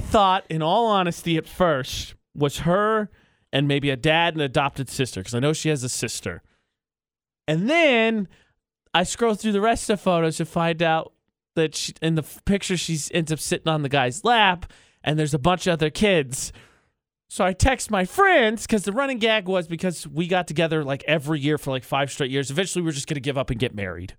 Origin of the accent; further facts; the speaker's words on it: Lafayette, Indiana, United States; moved away; I grew up in Lafayette, Indiana